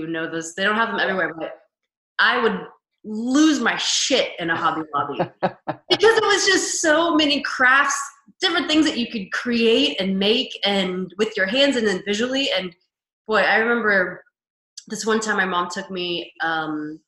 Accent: Kansas, United States; moved away as an adult; now in Los Angeles, United States; I currently live in Los Angeles, but I'm from Kansas originally.

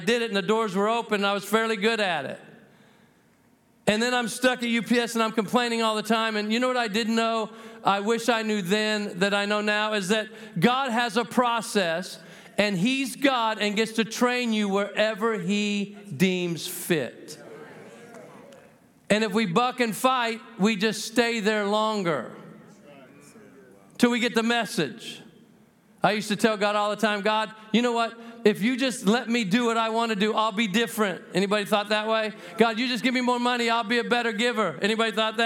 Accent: New Mexico, United States; I'm from the People's Republic of New Mexico.

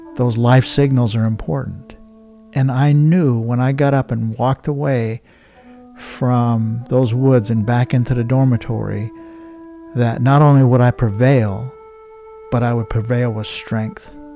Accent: Blackfeet Reservation, Montana, United States; I'm from the Blackfeet Reservation

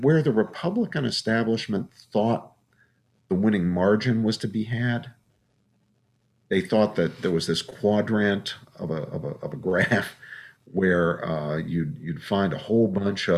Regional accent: West Virginia, United States; moved away; I'm from West Virginia, born and bred, and mm-hmm. grew up there.

